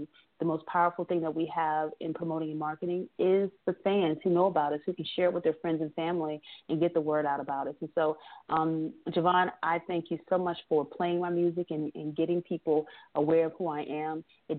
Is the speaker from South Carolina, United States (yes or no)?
yes; Bluffton, South Carolina, United States; between Hilton Head Island and my hometown, Bluffton, South Carolina.